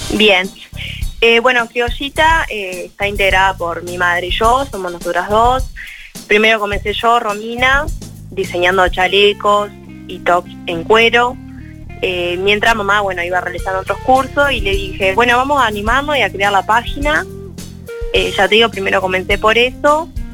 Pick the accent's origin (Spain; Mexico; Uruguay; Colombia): Uruguay; Carmelo, Colonia; Nosotros somos de Carmelo